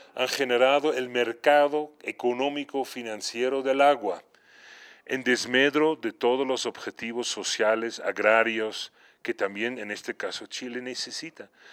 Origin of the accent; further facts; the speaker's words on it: Netherlands; moved away; en mi país de origen, Holanda, donde nací en un área urbano-rural cercano